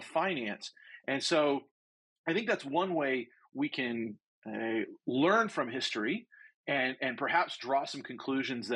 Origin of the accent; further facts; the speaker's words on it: United States; I say this as an American